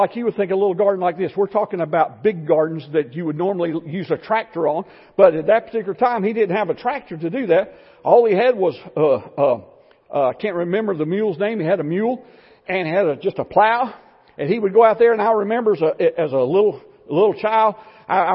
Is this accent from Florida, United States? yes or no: yes; Florida, United States; I grew up in Florida